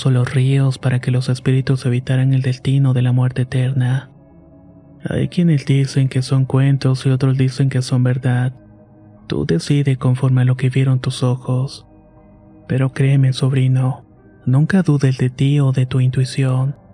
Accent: Puebla, Mexico; Yo soy originario de Puebla y vivo en la ciudad, por lo que me sorprendió mucho este contraste.

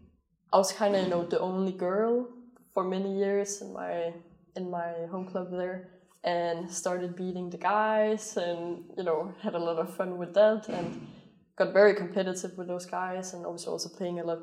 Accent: Denmark; born or raised there; moved away

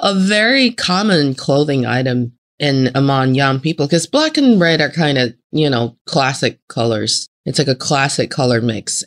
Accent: Northeast China, China; moved away; also born or lived in Northeast United States; I am from the Northeast part of China and then I was enjoying my life in Northeast part of the United States.

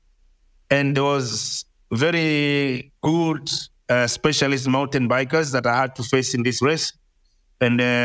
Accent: Mombasa, Mombasa County, Kenya; I grew up in Mombasa

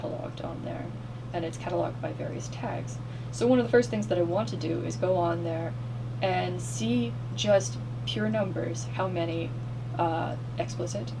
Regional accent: Florida, United States; I grew up in Florida

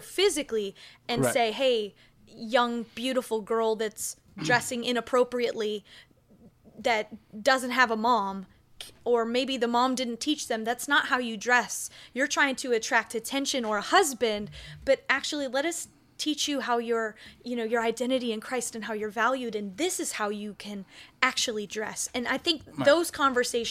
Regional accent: Michigan, United States; moved away as an adult; also born or lived in Nashville, Tennessee / Cape Town, South Africa; I'm a 32-year-old woman who grew up in Michigan

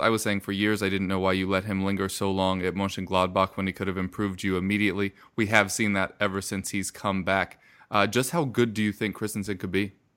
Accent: United States; I'm American

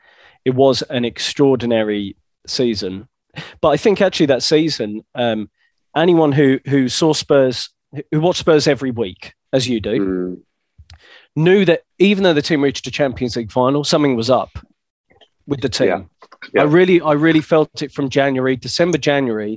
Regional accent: Essex, East of England, United Kingdom; I'm from Essex

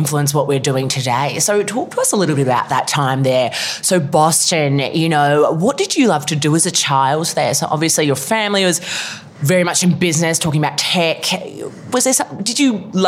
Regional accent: Melbourne, Victoria, Australia; moved away; it's actually in my hometown

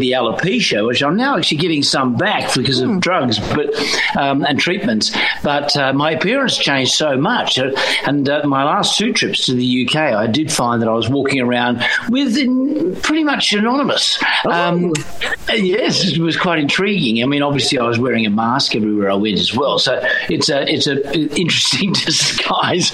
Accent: Perth, Western Australia, Australia; my hometown of Perth

